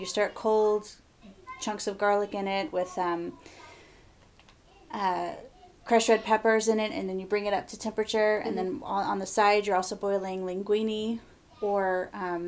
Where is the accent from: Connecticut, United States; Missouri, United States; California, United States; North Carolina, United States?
North Carolina, United States; moved away as an adult; now in Southern Illinois, United States; We're originally from North Carolina, moved here 8 years ago to plant the church